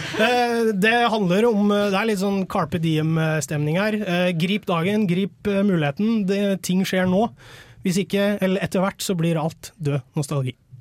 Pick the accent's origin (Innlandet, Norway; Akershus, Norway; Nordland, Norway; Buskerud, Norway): Innlandet, Norway; Nord-Østerdalen; now in Oslo, Norway; et band med base i Oslo, men vi kommer egentlig fra Nord-Østerdalen